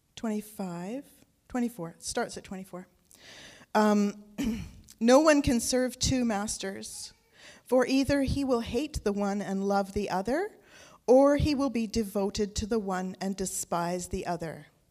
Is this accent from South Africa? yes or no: no; North Vancouver, British Columbia, Canada; also born or lived in England; we moved to Canada from England when I was seven years old.